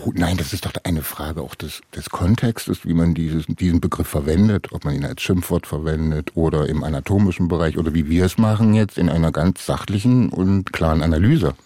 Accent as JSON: {"language": "German", "town": "Halle", "region": "Saxony-Anhalt", "country": "Germany", "tie": "born or raised there", "said": "Halle meine Heimatstadt"}